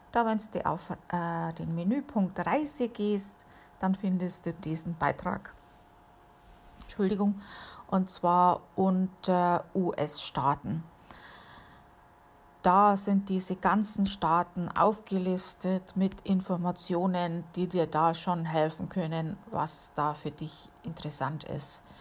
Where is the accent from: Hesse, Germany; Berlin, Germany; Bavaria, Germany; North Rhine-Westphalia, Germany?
Bavaria, Germany; Amberg; Gut, bei uns in der Gegend, wo ich aufgewachsen bin, da war natürlich auch äh, eine Airbase, äh, die gibt es inzwischen nicht mehr, und zwar in Amberg war das.